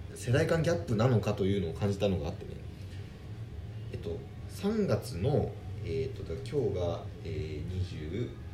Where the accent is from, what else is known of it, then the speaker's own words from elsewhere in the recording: Tokyo, Japan; 僕ら東京の出身なんですけど